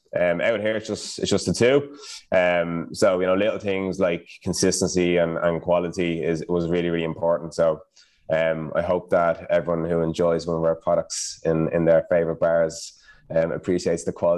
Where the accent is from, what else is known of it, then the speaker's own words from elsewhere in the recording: Ireland; accent: Irish; now in Kuala Lumpur, Malaysia; too Irish